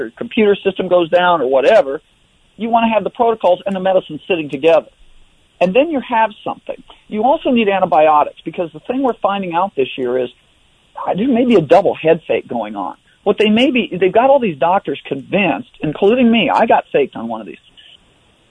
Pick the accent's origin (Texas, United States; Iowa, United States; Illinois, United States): Iowa, United States; I grew up in Iowa